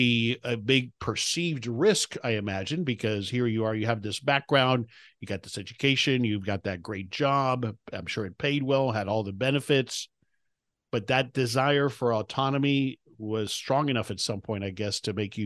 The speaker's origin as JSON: {"language": "English", "town": "Miami", "region": "Florida", "country": "United States", "tie": "born or raised there", "moved": "as an adult", "said": "I'm in South Florida. I grew up in Miami. I'm back in Florida now, so I grew up a Miami Dolphins fan."}